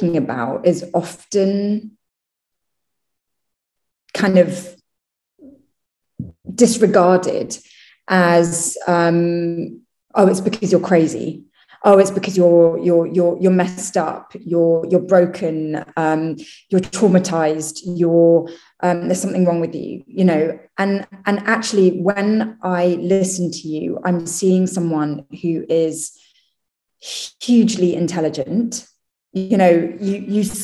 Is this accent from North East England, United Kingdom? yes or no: no; London, United Kingdom; I was born in London and raised in the UK